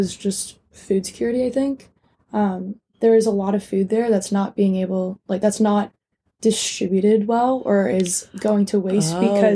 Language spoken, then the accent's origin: English; United States; as an American